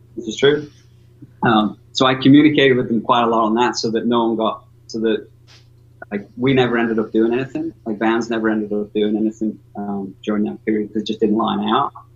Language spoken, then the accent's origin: English; North West England, United Kingdom; I'm from way north, you know, northwest coast, and my accent's all gravelly